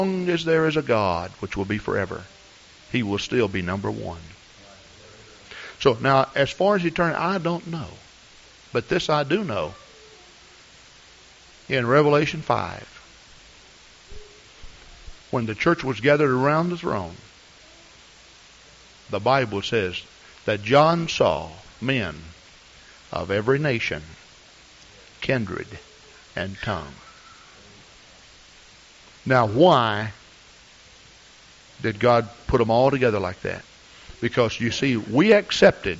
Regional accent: United States; I am an American. I don't know the language of the old world.

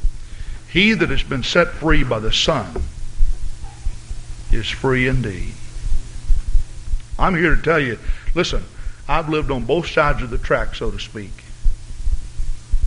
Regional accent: the South, United States; moved away; I grew up in the South, and I'm not saying I'm a Southern gentleman

